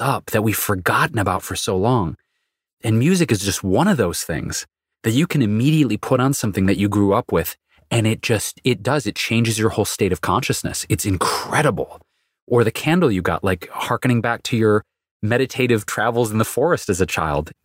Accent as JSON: {"language": "English", "town": "Detroit", "region": "Michigan", "country": "United States", "tie": "born or raised there", "said": "going back to childhood, growing up in Detroit, it was pretty much soul music, R and B, Motown, and classic rock"}